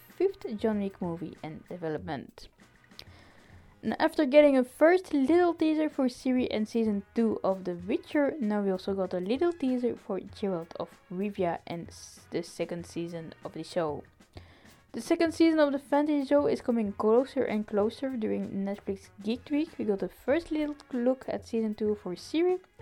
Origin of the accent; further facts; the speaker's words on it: Belgium; I'm from Belgium